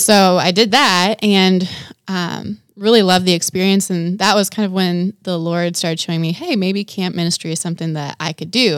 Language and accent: English; Wisconsin, United States; moved away; I grew up in Wisconsin, so not Kentucky